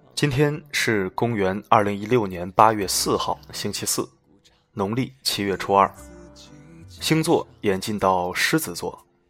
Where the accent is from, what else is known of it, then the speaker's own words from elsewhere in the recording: China; 我们中国人